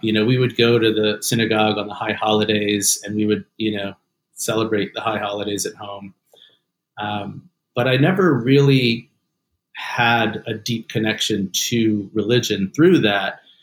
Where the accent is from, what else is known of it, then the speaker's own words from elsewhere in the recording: Atlanta, Georgia, United States; also born or lived in North Carolina; my dad grew up in the in the South in Atlanta, uh, which is where I grew up as well.